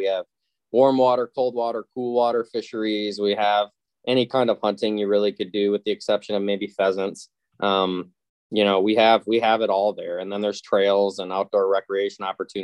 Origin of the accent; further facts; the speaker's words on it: Mesick, Michigan, United States; I am from Northern Michigan, a small town called Meesick. It's south of Traverse City.